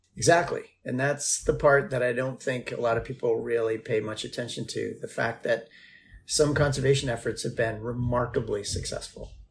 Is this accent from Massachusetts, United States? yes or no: yes; Martha's Vineyard, Massachusetts, United States; moved away; I grew up on Martha's Vineyard